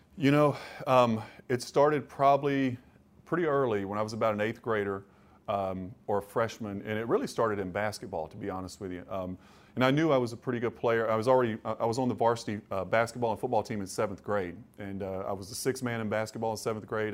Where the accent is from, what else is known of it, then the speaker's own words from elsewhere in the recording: Kentucky, United States; moved away as an adult; also born or lived in Cleveland, Ohio; growing up in Kentucky, you know, close to Ohio